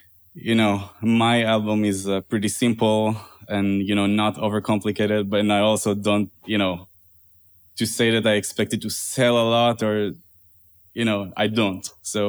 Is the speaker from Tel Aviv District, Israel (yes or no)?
yes; Tel Aviv District, Israel; now in New York, United States; I'm originally from Tel Aviv area in Israel. I play guitar, jazz guitar, and compose. And I moved to New York 4.5 years ago.